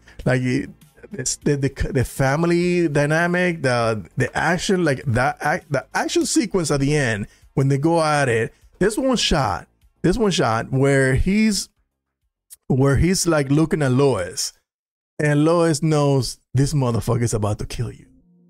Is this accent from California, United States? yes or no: yes; Corona, California, United States; I went to school with Superman. He's from my hometown. Oh, really? Corona, California.